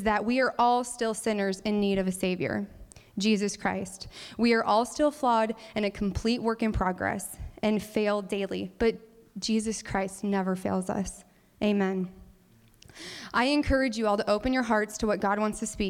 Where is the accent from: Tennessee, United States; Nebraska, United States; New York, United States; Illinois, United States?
Nebraska, United States; Cordova; I grew up in Cordova, Nebraska, a very, very small village, yes, a village, of about 140 people in the more eastern part of the state.